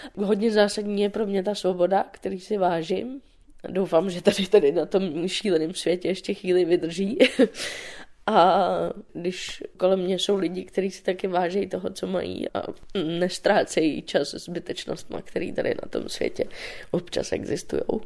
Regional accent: Dobřichovice, Central Bohemian Region, Czechia; now in Prague, Czech Republic; Já jsem uh, z Dobřichovy, což je kousíček od Prahy.

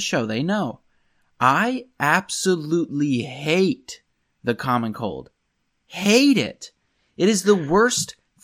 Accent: Pennsylvania, United States; accent: Pennsylvania; my Pennsylvania accent makes me combine every word in a sentence

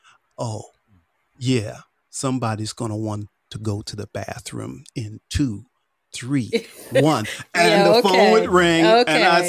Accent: Northeast, United States; moved away; I grew up in the Northeast also.

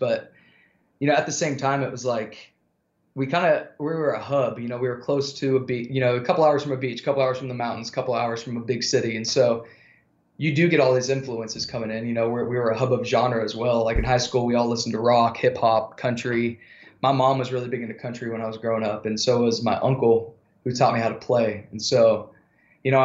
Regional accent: Yuba City, California, United States; moved away as an adult; also born or lived in Los Angeles / Nashville; I was born and raised in a little city called Yuba City. It's about an hour north of Sacramento on the way to Chico.

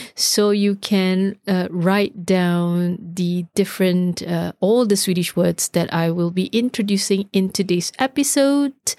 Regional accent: Singapore; now in Sweden; as we say in, in Singapore.

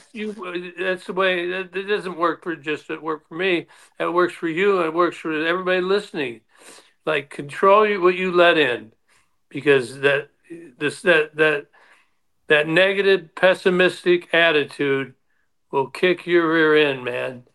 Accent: Detroit, Michigan, United States; the Tigers, because that was my hometown.

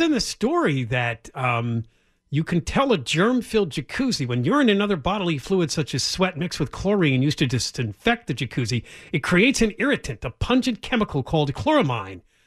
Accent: East Coast, United States; when I was growing up on the East Coast

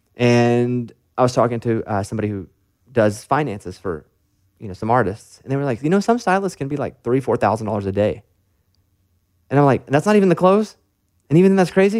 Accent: Arkansas, United States; I'm from Arkansas

